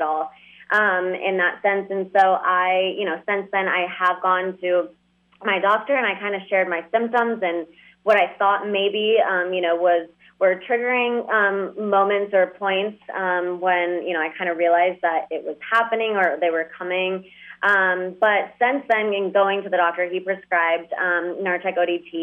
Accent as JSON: {"language": "English", "town": "Dallas", "region": "Texas", "country": "United States", "tie": "born or raised there", "also_born_or_lived": "Moscow, Russia / New York", "said": "I was born in Moscow and then we moved here. And then, you know, I grew up in Dallas"}